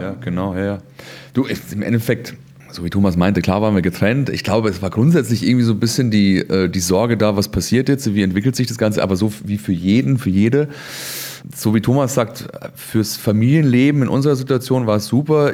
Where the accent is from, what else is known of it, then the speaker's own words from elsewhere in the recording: Chiemgau, Bavaria, Germany; moved away; in Bayern, in Chiemgau, da wo ich herkomme